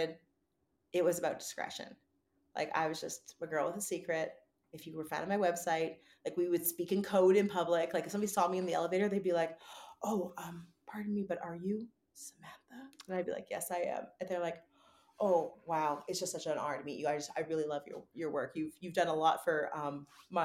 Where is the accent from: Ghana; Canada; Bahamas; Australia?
Canada; Vancouver, British Columbia; moved away as an adult; now in California, United States; growing up in Greater Vancouver in Canada